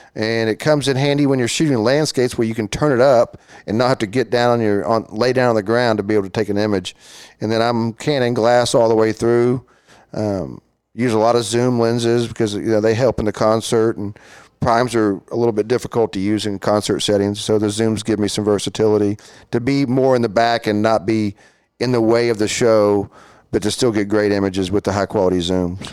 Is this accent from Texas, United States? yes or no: yes; Fort Worth, Texas, United States; I was born and raised here in Fort Worth, went to Southwest High School, then T C U after